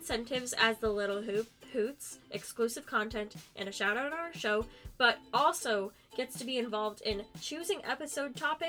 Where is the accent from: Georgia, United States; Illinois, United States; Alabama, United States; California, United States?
Alabama, United States; I'm from Alabama.